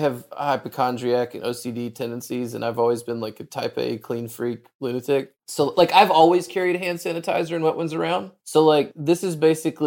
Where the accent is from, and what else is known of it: Arkansas, United States; born or raised there; moved away